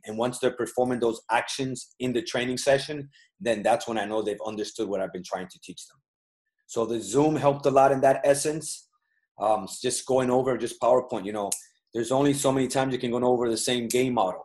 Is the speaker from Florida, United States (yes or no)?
yes; Miami, Florida, United States; also born or lived in Massachusetts / Cali, Colombia; I grew up in Miami, but I was born in Massachusetts